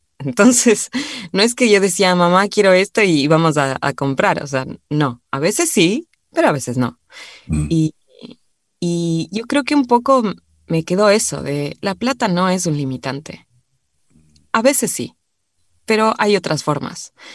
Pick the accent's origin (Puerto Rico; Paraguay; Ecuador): Ecuador; Quito, Pichincha; moved away as an adult; also born or lived in Cumbayá / Argentina; Yo nací en Quito, vivíamos en, en, el centro de Quito